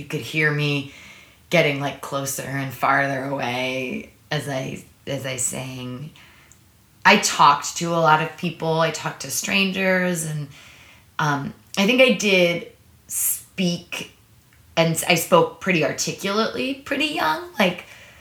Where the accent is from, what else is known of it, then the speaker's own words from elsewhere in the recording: Maplewood, New Jersey, United States; also born or lived in New York City, New York; I was born in New York City. I lived there until I was 5. And then we moved to a suburb of New York. We moved to Maplewood, New Jersey